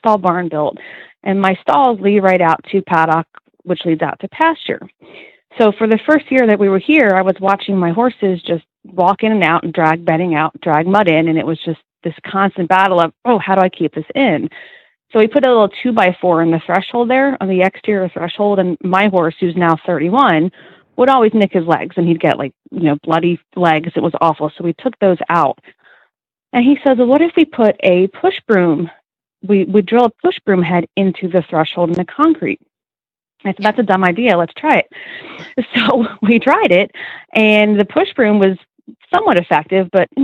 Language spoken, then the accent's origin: English; Zionsville, Pennsylvania, United States; I am from the thriving metropolis of Zionsville, Pennsylvania